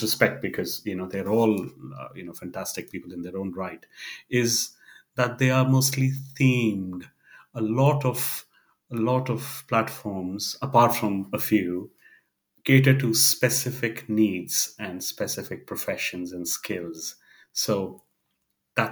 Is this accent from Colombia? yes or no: no; India; I come from India